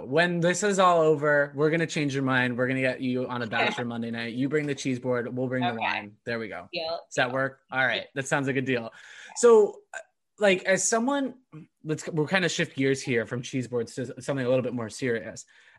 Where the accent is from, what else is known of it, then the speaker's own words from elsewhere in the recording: California, United States; now in Boston, United States; I came from Southern California, but I still think the Boston food is way better.